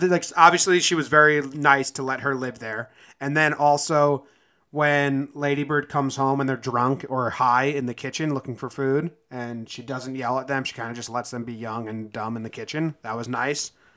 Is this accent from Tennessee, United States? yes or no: no; an hour and a half from San Francisco, California, United States; where I'm from, I'd just say San Francisco and I live an hour and a half away